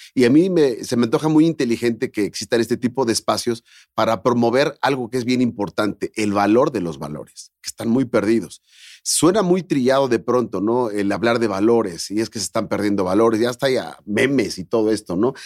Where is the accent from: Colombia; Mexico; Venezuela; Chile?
Mexico; soy empresario mexicano